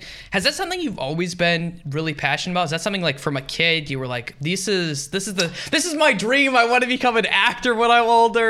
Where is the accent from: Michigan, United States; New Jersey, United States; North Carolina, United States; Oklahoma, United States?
Michigan, United States; Upper Peninsula; I'm from Michigan.